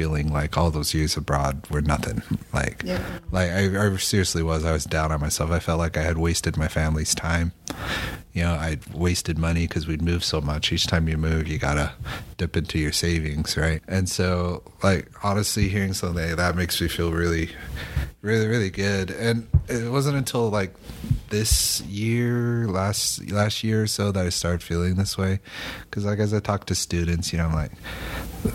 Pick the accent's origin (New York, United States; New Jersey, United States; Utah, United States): Utah, United States; moved away; So I grew up in Utah